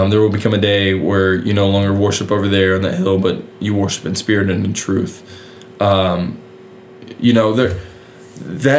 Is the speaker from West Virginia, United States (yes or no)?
yes; West Virginia, United States; moved away; I'm from West Virginia